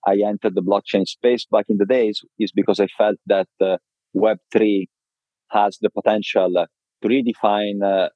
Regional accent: Viareggio, Tuscany, Italy; moved away; also born or lived in London / Miami / Milan; I was raised in Italy in a very small city called Viareggio in Tuscany.

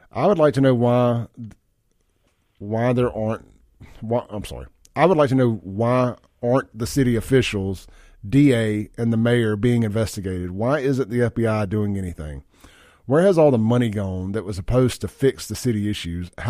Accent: Mississippi, United States; uh, growing up in Simpson County, that how our trash that's how our trash was picked up for as long as I can remember.

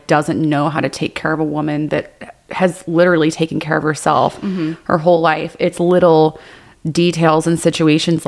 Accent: Texas, United States; now in Las Vegas, United States; I was raised in Texas

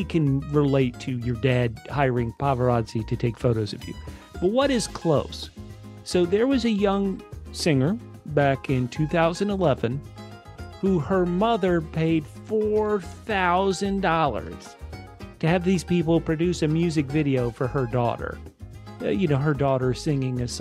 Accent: United States; as an American

